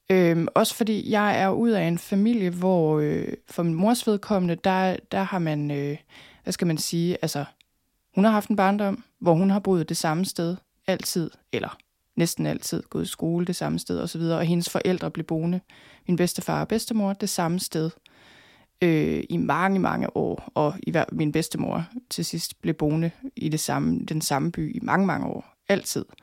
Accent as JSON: {"language": "Danish", "region": "North Denmark Region", "country": "Denmark", "said": "jeg flyttede selvfølgelig fra Thy i sin tid, og så var jeg ude at rejse nogle år, så flyttede jeg til København."}